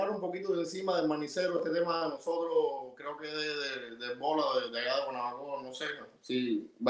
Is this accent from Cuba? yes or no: yes; Cuba; moved away; also born or lived in Havana; gracias por la invitación. Soy músico cubano